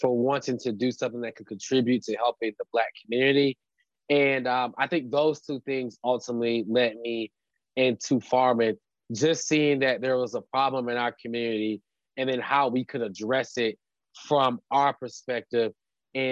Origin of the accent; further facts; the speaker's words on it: Durham, North Carolina, United States; I grew up actually in Durham, North Carolina